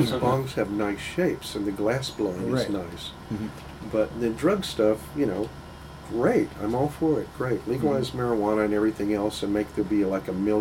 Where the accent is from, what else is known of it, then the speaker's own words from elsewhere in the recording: Texas, United States; I'm from Texas